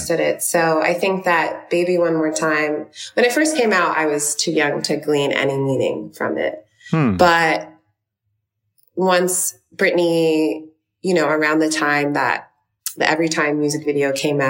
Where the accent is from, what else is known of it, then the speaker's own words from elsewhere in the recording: New York City, New York, United States; I'm from Brooklyn, New York